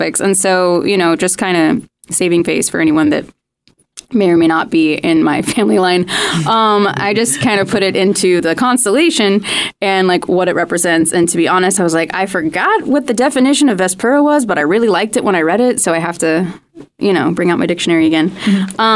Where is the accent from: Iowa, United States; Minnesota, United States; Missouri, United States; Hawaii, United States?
Missouri, United States; now in Los Angeles, United States; originally I'm from Missouri